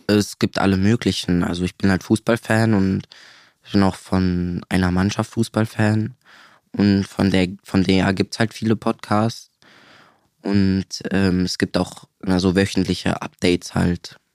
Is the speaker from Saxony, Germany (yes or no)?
no; Siegburg, North Rhine-Westphalia, Germany; Ich komme aus Siegburg